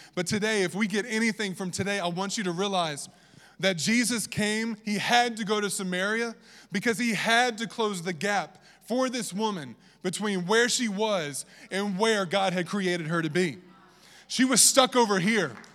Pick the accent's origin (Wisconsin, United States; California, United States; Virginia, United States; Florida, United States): Virginia, United States; accent: southern; that's my southern accent coming out, I'm from Virginia.